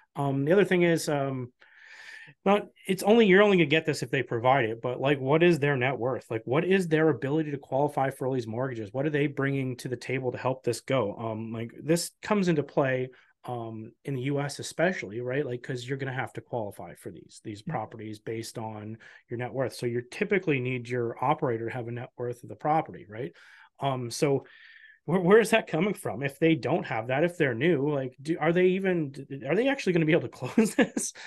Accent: Canada; as a Canadian

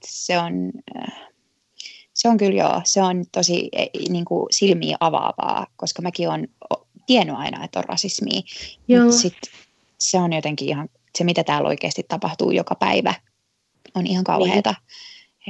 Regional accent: Helsinki, Uusimaa, Finland; moved away as an adult; also born or lived in Tampere; now in United States; Mä oon Helsingistä kotosi, mutta mä olin opiskellut Tampereella ja sitten tota, mä jäin sinne töihin

